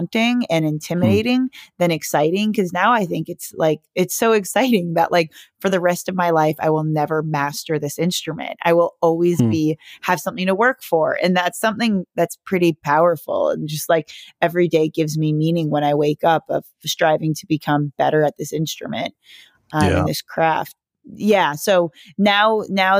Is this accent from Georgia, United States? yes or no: no; South Bay, Southern California, United States; I grew up in Southern California in a beach city